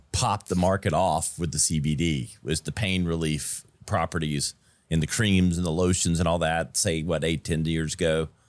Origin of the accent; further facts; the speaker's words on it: Greenville, South Carolina, United States; my hometown where we're at, where we shoot this in Greenville, South Carolina